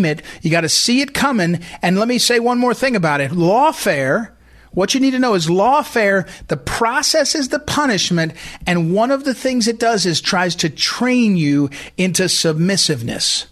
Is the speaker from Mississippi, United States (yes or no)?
no; Missouri, United States; my home state of Missouri